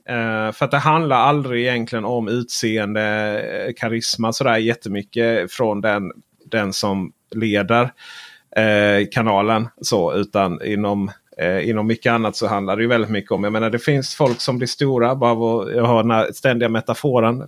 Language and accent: Swedish; Sweden; Vi är ju från Sverige